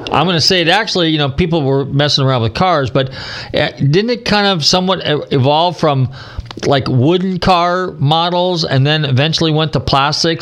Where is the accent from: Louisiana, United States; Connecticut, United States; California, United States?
California, United States; Marin County; I grew up in Marin County, so yeah, I'm a native